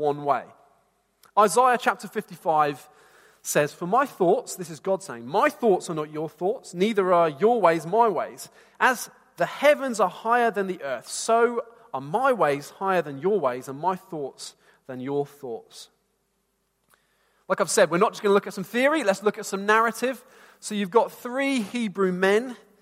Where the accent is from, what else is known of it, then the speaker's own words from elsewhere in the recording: Bedford, East of England, United Kingdom; I wanted to leave my hometown. And some of you here know Bedford